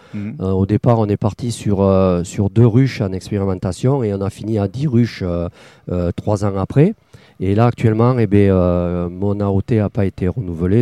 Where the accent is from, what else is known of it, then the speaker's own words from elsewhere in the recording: Tarn-et-Garonne, Occitania, France; moved away as an adult; also born or lived in Bordeaux; now in Gujan-Mestras, France; je suis originaire du Tarn-et-Garonne